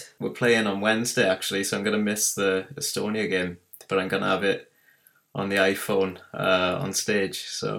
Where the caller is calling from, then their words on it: Llantrisant, Wales, United Kingdom; Calling from Miskin, sunny Llantrisant.